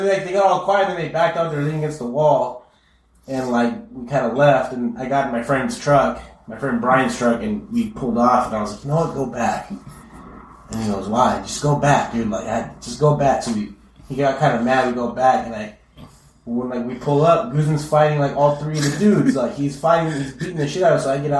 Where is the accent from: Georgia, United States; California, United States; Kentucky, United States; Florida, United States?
California, United States; Chula Vista; We're from Chula Vista.